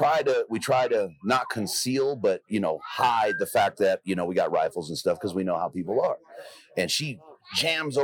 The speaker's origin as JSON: {"language": "English", "town": "Los Angeles", "region": "California", "country": "United States", "tie": "born or raised there", "moved": "yes", "said": "I grew up in South Central"}